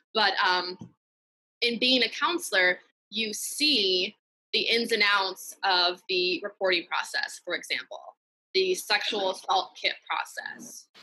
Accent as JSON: {"language": "English", "town": "Piedmont", "region": "California", "country": "United States", "tie": "born or raised there", "said": "I was born and raised in the Bay Area and specifically a town called Piedmont in the East Bay"}